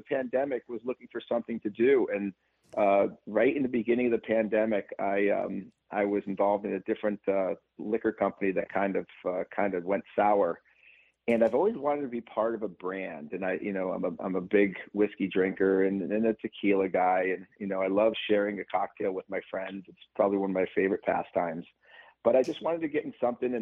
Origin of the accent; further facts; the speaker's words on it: United States; also born or lived in Massachusetts / Glastonbury, Connecticut; I grew up in Massachusetts and Connecticut. I actually lived in Glastonbury